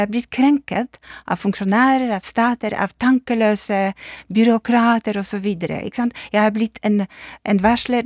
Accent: Poland; Norwegian is a second language; moved away; jeg er polsk

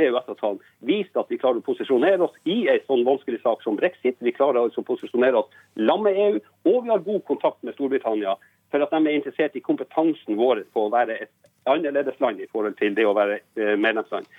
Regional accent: Båtsfjord, Finnmark, Norway; jeg kommer fra Båtsfjord i Finnmark

